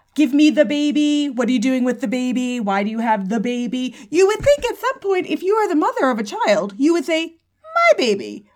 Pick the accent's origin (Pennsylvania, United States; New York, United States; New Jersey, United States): New York, United States; New York City; I'm a New Yorker